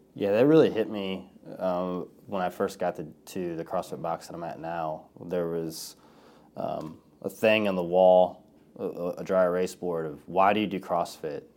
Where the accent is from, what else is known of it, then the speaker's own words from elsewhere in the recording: Collinsville, United States; Collinsville Community Church, and it's here in my, in my hometown